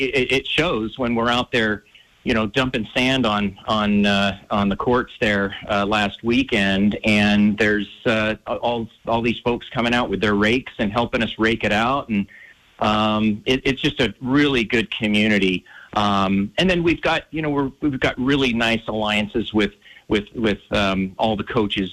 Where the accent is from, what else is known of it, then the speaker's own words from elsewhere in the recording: Northern California, United States; moved away as an adult; now in Missoula, United States; I grew up playing in, Northern California and Santa Cruz on the beach